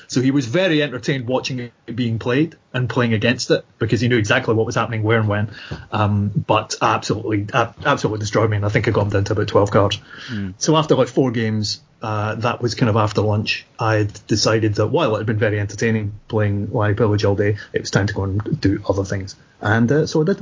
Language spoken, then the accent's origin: English; Scotland, United Kingdom; I'm Scottish